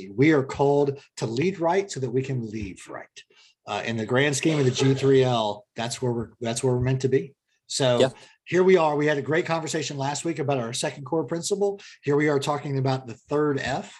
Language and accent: English; Columbus, Ohio, United States; moved away; Born and raised in Columbia. Columbus. So I've got roots back to Ohio